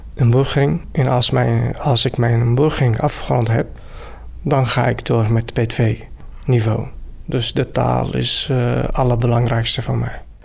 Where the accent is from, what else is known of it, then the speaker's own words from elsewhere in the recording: Syria; Dutch is a second language; moved away as an adult; now in Netherlands; ik kom uit Syrië. Ik woon hier in Nederland sinds anderhalf jaar.